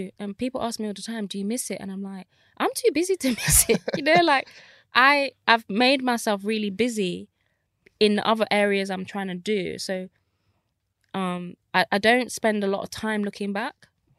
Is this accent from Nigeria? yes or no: yes; Nigeria; So, you know, as a Nigerian, obviously it's like lawyer, doctor